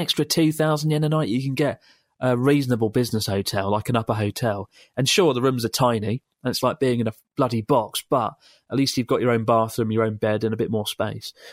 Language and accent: English; Bulgaria; now in Germany; I'm from Bulgaria, currently living in Germany.